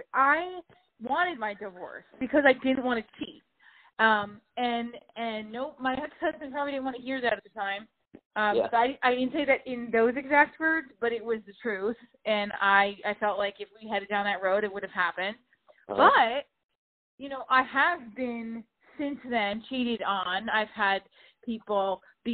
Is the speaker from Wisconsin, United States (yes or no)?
no; New Jersey, United States; I'm from Jersey